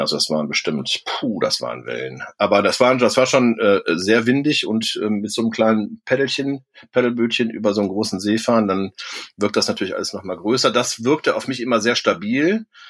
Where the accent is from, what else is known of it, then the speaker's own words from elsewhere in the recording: Cologne, North Rhine-Westphalia, Germany; ich bin ja auch in Köln groß geworden, bin dann auch immer noch in der Nähe von Köln